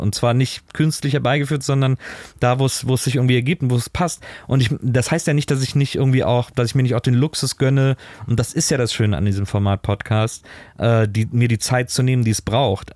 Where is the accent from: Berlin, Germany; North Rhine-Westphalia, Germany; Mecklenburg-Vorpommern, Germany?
North Rhine-Westphalia, Germany; Cologne area; ich komme aus dem Kölner Raum.